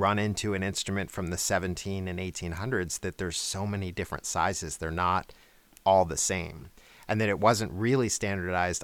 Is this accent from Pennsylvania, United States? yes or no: no; outside of New York, United States; now in Atlanta, United States; I grew up outside of New York